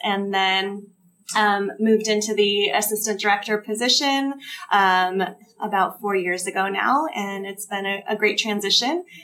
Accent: Ventura County, California, United States; moved away as an adult; also born or lived in Southern Orange County; we moved back to Ventura County, which is where we're both from

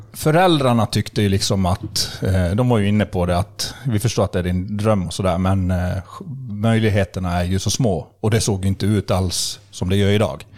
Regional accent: Borlänge, Dalarna County, Sweden; also born or lived in Skellefteå, Sweden; när jag var sex månader gammal så flyttade vi till Bålänge. så jag är egentligen uppvuxen och alltid levt i Bålänge.

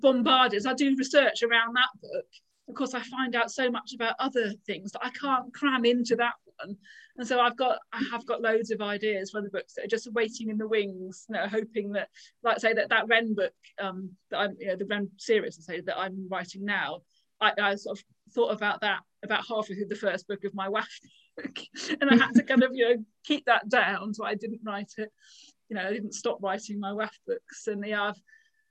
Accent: England, United Kingdom; as an English person

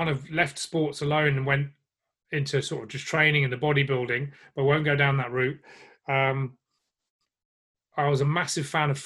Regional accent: England, United Kingdom; because I'm English

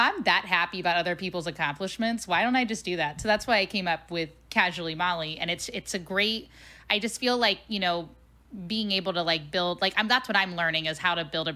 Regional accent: Cincinnati, Ohio, United States; moved away; I'm from Cincinnati

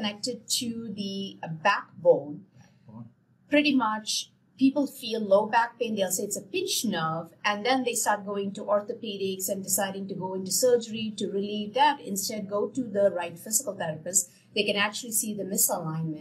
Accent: India; moved away; I come from India.

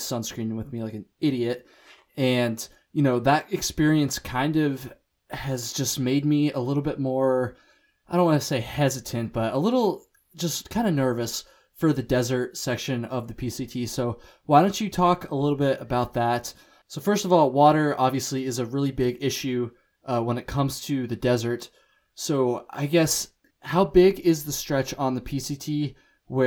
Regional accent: Vermont, United States; I am from Vermont. I have spent my entire life in Vermont

